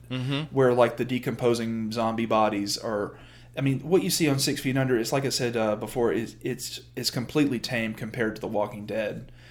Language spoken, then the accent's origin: English; Deep South, United States; Well, I mean, I grew up in the Deep South.